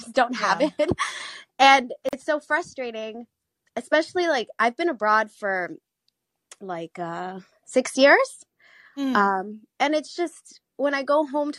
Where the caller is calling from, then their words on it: South Korea; moved away as an adult; I'm calling from South Korea.